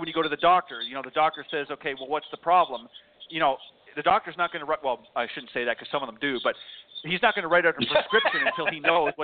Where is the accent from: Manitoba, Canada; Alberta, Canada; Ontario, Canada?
Ontario, Canada; Burlington; also born or lived in Hamilton, Ontario; I was born in Hamilton, but I lived most of my life in Burlington.